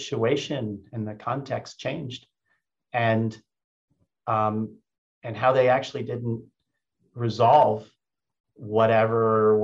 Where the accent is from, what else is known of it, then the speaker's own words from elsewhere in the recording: United States; also born or lived in Germany; in my imperfect German, I speak it fluently, but I'm still an American